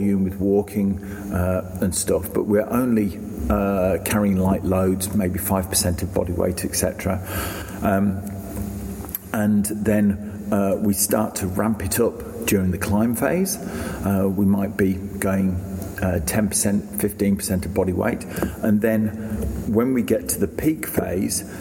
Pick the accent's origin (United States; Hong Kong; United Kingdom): United Kingdom; England; now in Australia; I'm an Englishman